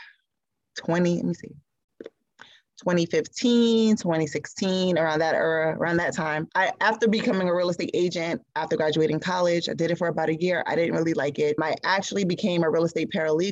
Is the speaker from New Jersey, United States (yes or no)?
yes; Newark, New Jersey, United States; where I grew up in Newark